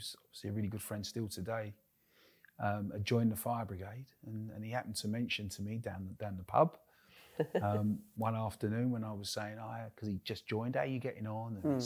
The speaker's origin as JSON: {"language": "English", "region": "London", "country": "United Kingdom", "tie": "born or raised there", "moved": "as an adult", "lives_now": "North East England, United Kingdom", "said": "Born and bred in the East End of London"}